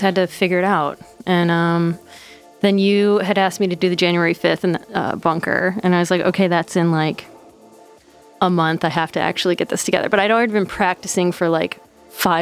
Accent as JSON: {"language": "English", "town": "Detroit", "region": "Michigan", "country": "United States", "tie": "born or raised there", "moved": "as an adult", "lives_now": "Brooklyn, United States", "said": "I'm from Detroit"}